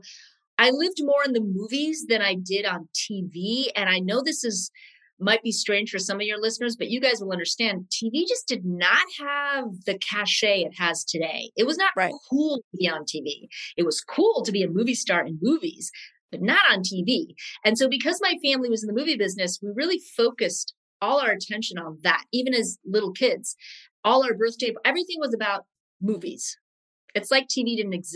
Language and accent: English; Los Angeles, California, United States; also born or lived in Rome, Italy / New York, United States; I was born in Rome, and I moved to the States when I was 7, and we lived in New York for a short time. And then we all moved to Los Angeles